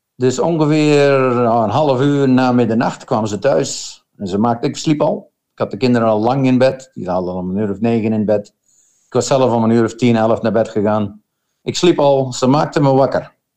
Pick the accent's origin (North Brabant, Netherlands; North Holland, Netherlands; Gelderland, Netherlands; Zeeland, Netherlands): Gelderland, Netherlands; Schaarsbergen; moved away as an adult; now in Australia; Ik kom van Gelderland, een klein dorpje net boven Arnhem, heet Schaarsbergen